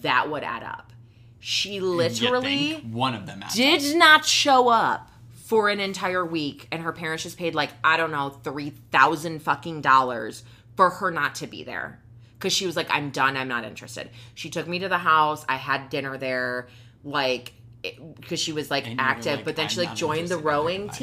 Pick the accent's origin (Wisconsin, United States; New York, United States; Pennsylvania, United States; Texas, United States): New York, United States; Buffalo; moved away as an adult; I came from Buffalo